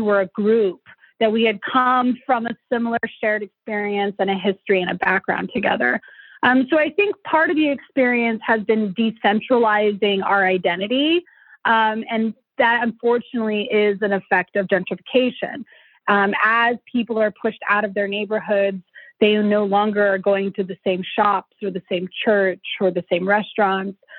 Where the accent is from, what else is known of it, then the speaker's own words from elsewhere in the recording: Denver, Colorado, United States; also born or lived in Arvada, Colorado; I grew up somewhat in North Denver, but also somewhat in the suburbs in a, a town called Arvada